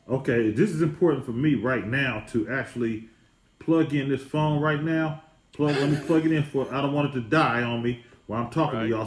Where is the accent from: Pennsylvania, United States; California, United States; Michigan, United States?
California, United States; the Bay Area; I'm from the Bay